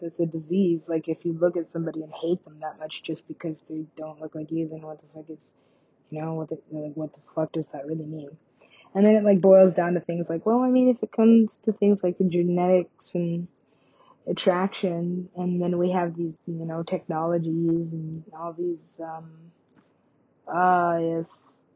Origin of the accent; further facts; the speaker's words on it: Alaska, United States; I'm from Alaska.